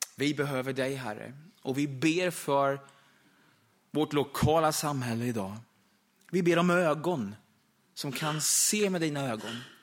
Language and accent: Swedish; Österbymo, Östergötland, Sweden; familjen och församlingen där hemma i södra Östergötland i Österbymo